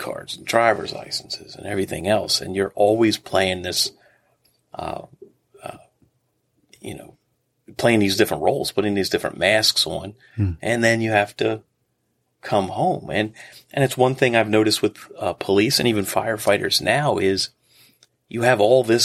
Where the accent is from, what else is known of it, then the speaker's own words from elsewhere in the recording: Prince George's County, Maryland, United States; I grew up in Prince George's County